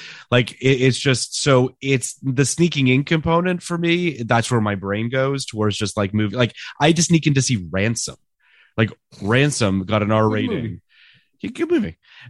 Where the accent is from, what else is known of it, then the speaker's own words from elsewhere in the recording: Canada; I'm Canadian.